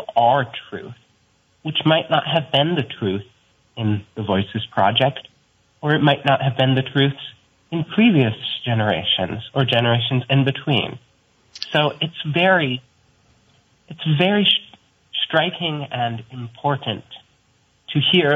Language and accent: English; Burlington, Vermont, United States; I'm also 16 from Burlington